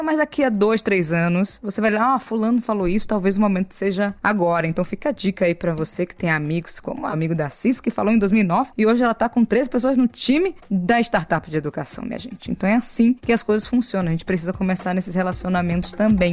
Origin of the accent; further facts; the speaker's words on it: Salvador, Bahia, Brazil; eu tenho 29 anos, sou de Salvador, Bahia